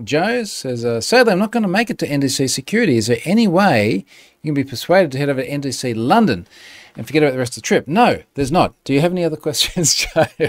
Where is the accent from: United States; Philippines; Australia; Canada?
Australia; So as my Aussie tourist ambassador responsibility. Yeah, come to Australia. It's awesome.